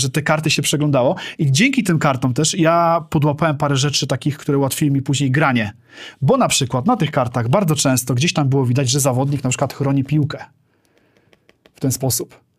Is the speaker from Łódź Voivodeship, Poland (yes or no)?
yes; Zelów, Łódź Voivodeship, Poland; z bardzo małej miejscowości, Zelów.